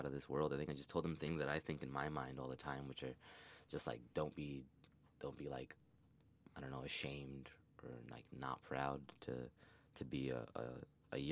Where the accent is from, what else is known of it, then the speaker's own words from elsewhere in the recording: New York City, New York, United States; I grew up in the Bronx